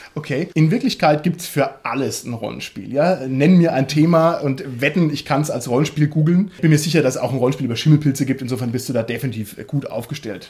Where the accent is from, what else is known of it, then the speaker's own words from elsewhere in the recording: Germany; bei uns in Deutschland, in unserer kleinen Szene